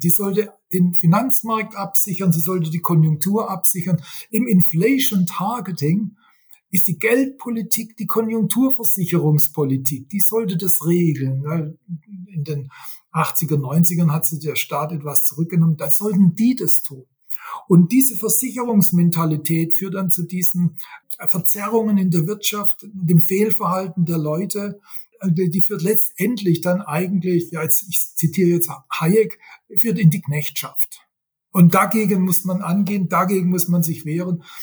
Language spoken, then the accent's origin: German; Swabia, Baden-Württemberg, Germany; accent: Swabian; first language Swabian; gebürtiger Schwabe. Äh, ich kann nur, ich kann nur Schwäbisch.